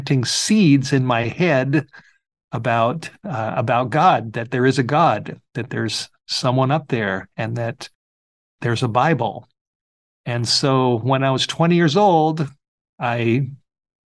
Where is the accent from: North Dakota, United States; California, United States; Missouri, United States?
California, United States; Los Angeles; I grew up in the Hollywood Hills of Southern California, right over the hill from the famous Hollywood sign